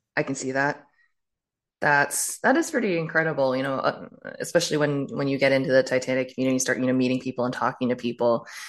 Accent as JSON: {"language": "English", "region": "Maryland", "country": "United States", "tie": "born or raised there", "said": "I grew up in a far more, um, re, like, removed area in Maryland"}